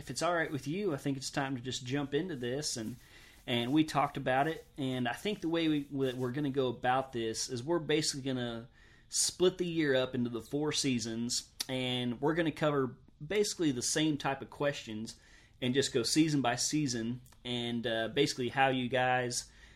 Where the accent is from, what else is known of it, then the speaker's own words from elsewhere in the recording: the South, United States; I'm from the South also